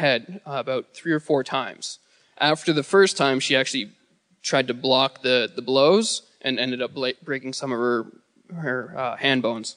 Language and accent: English; Bala, Ontario, Canada; I am from Bala, Muskoka, or like Bala, Ontario, Muskoka